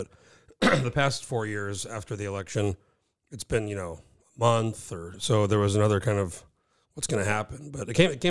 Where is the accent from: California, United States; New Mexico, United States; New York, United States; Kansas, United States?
New Mexico, United States; I grew up in New Mexico.